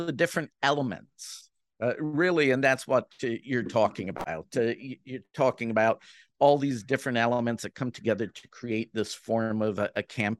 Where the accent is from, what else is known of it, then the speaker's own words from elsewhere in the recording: Jamaica; now in Canada; You know, I'm Jamaican who lives in Canada, spends most of its time in the U.S. and has a British passport.